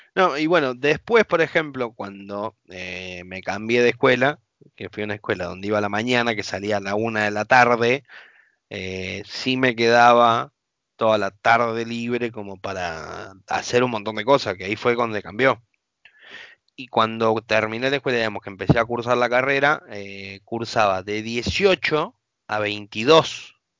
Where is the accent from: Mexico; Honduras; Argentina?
Argentina; como todo argentino